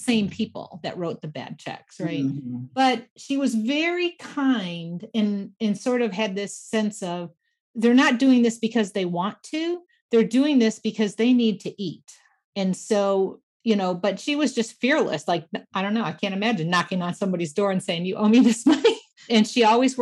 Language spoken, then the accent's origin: English; Michigan, United States; grew up in Michigan, so, you know, classic Midwest things